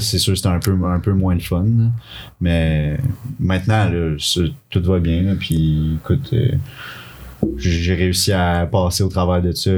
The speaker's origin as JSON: {"language": "French", "town": "Quebec City", "region": "Quebec", "country": "Canada", "also_born_or_lived": "Laurentides", "moved": "yes", "lives_now": "Sherbrooke, Canada", "said": "Je viens de Québec à la base. Puis ça fait plusieurs années que j'habite dans les Laurentides avec mes parents"}